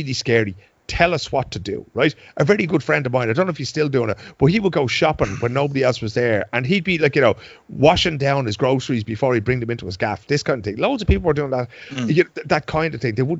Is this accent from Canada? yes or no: no; Dublin, Leinster, Ireland; moved away as an adult; now in Sweden; I've lived here for 21 years. I know the Swedes better than they know themselves, right? I grew up in Dublin